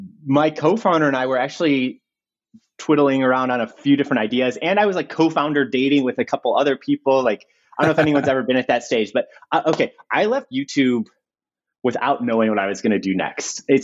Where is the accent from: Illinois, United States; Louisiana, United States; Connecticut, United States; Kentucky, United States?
Illinois, United States; Chicago; moved away as an adult; also born or lived in Northern California; now in Los Angeles, United States; I'm 33, I'm from Chicago.